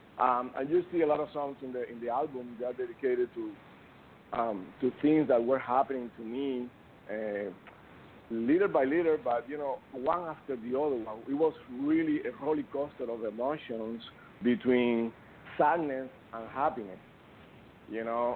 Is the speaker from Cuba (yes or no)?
yes; Cuba; moved away; I'm from Cuba